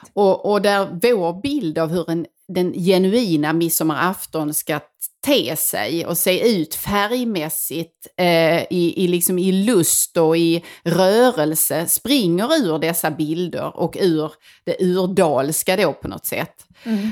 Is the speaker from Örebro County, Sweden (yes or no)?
no; northwestern Skåne, Sweden; jag kommer från Skåne och eh, nordvästra Skåne